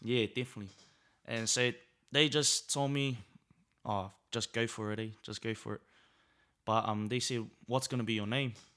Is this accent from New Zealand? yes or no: yes; Auckland, New Zealand; also born or lived in Samoa; Growing up in South is, is a blessing, really. It's a real blessing. Um, growing up in Naitara